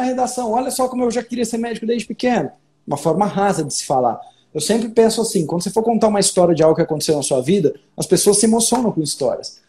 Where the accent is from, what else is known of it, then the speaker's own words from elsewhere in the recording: São Paulo, Brazil; moved away as an adult; now in Minas Gerais, Brazil; Eu sou paulista e hoje moro em Minas Gerais